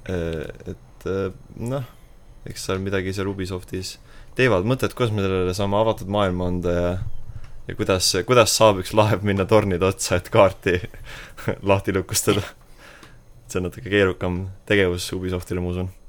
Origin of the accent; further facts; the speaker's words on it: Estonia; me oleme eestlased ikkagi. eestlasteks jääme eestlane olen ja eestlane